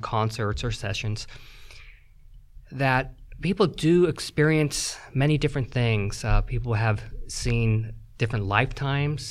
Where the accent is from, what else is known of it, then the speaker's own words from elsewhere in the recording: California, United States; now in Kansas City, United States; Originally from California